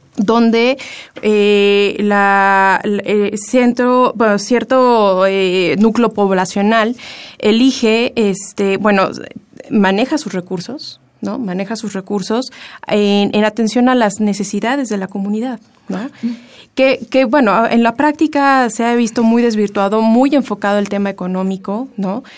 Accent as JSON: {"language": "Spanish", "country": "Mexico", "said": "Como mexicanos"}